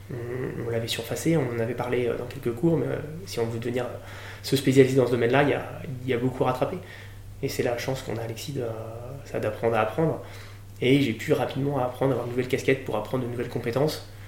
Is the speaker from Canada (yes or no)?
no; Nantes, Pays de la Loire, France; moved away; also born or lived in Toulouse / La Rochelle; je suis nantais d'origine.